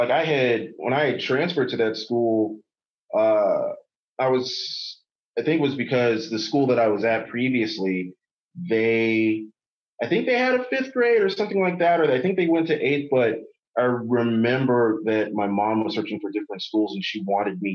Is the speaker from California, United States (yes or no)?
yes; Inglewood, California, United States; also born or lived in Los Angeles / Fullerton; I was born in LA. I lived in Inglewood, and I always claim Inglewood is my hometown